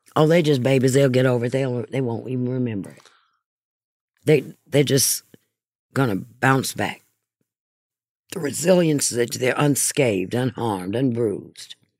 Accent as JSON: {"language": "English", "town": "Hattiesburg", "region": "Mississippi", "country": "United States", "tie": "born or raised there", "also_born_or_lived": "Texas", "moved": "yes", "said": "my hometown, Hattiesburg, Mississippi."}